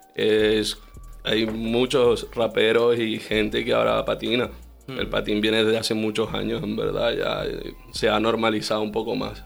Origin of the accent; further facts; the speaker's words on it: Venezuela; now in Madrid, Spain; vengo de Venezuela y llevo, vamos, la mitad de mi vida aquí en Madrid